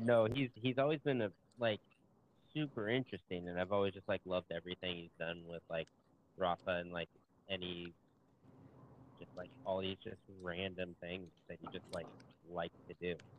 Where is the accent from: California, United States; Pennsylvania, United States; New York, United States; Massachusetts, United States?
California, United States; Southern; I'm from Southern California